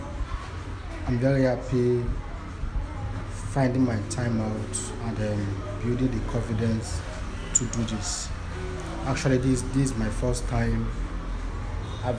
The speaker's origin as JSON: {"language": "English", "country": "Nigeria", "said": "I am a Nigerian"}